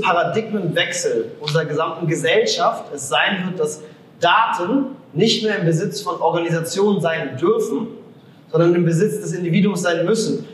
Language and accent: German; Germany; als Deutsche, als Europäer